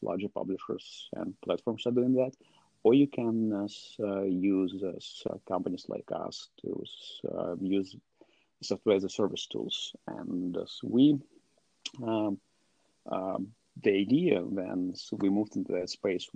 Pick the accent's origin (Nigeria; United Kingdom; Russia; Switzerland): Russia; I'm from Russia